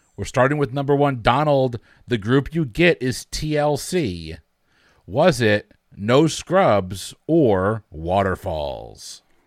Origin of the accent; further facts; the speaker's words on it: Connecticut, United States; I'm from Connecticut.